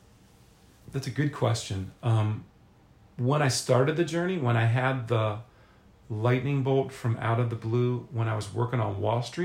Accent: Philadelphia, Pennsylvania, United States; moved away as an adult; also born or lived in Manhattan / Charlottesville; Philadelphia, Pennsylvania, where I'd spent my entire life

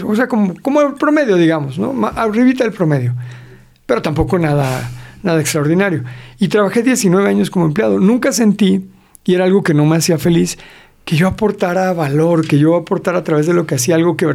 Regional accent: Mexico City, Mexico

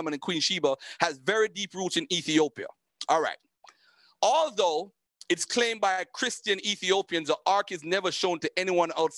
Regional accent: Jamaica; I'm Jamaican

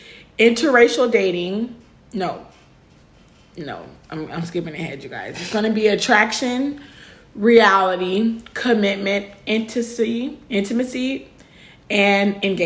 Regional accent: Los Angeles, California, United States; now in Texas, United States; I'm originally from Los Angeles, California. I moved here for school, but it really didn't work out.

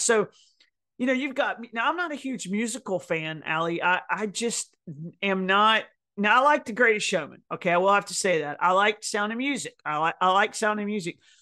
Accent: Tennessee, United States; I'm from Tennessee

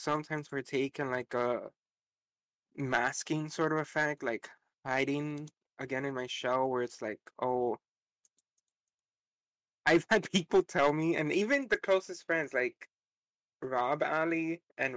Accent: Miami, Florida, United States; I am from Miami. So there is a lot of us down here

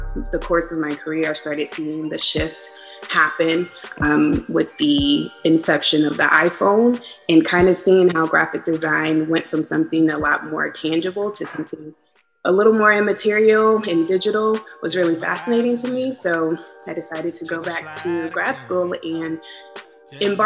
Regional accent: Tulsa, Oklahoma, United States; I am from Tulsa, Oklahoma, home of the Black Wall Street

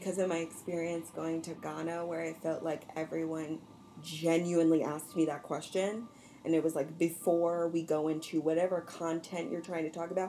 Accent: New Jersey, United States; "Oh, I'm a Jersey girl. I'm from Jersey."

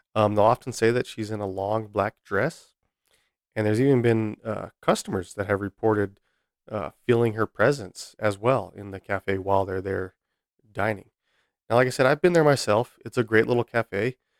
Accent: Albuquerque, New Mexico, United States; moved away as an adult; also born or lived in Virginia / San Diego; my hometown of Albuquerque. I was actually born and raised here

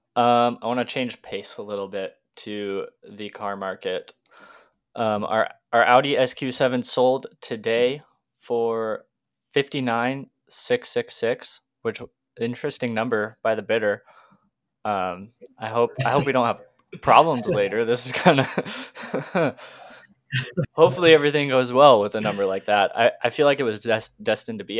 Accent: Washington, United States; I'm twenty years old, a car, car enthusiast through and through, growing up in Washington.

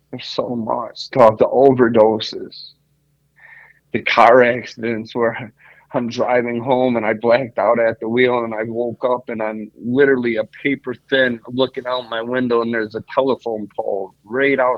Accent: Greece; now in United States; That's just I'm Greek. I'm from Greece and we're Roman Catholic

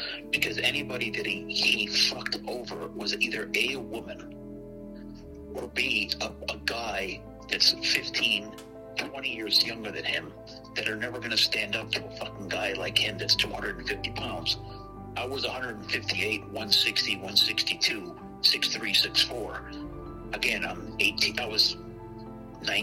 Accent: Itasca, Illinois, United States; the house that we grew up in Itasca

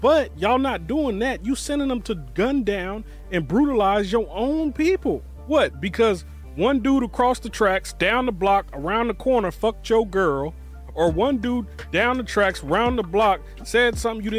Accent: Bay Area, California, United States; I'm from the Bay Area originally, California originally

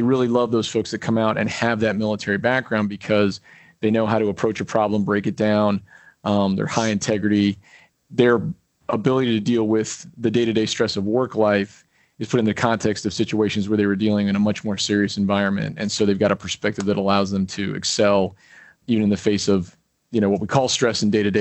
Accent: Colorado, United States; moved away as an adult; now in New York, United States; growing up in Colorado

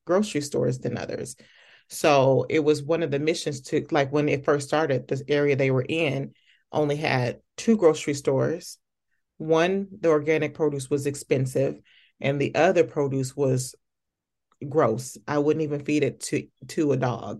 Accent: Okmulgee, Oklahoma, United States; I was born in Oklahoma, I'm from Okmulgee, Oklahoma

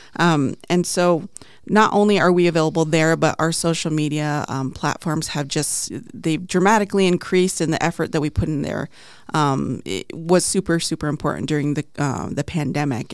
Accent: Navajo Nation, United States; also born or lived in Crownpoint, New Mexico / Arizona; now in Phoenix, United States; I'm Plain Navajo

